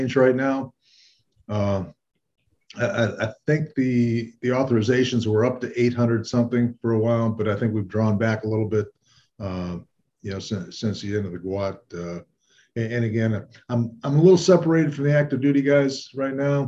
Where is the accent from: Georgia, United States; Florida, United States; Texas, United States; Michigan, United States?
Michigan, United States; Detroit; I was born and raised in Detroit, Michigan